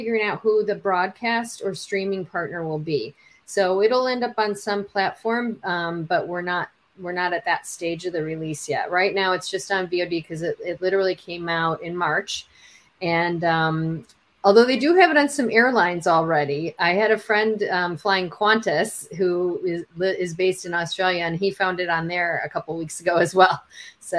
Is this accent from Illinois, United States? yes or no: yes; Chicago, Illinois, United States; now in Los Angeles, United States; I'm from Chicago, but I'm based in Los Angeles now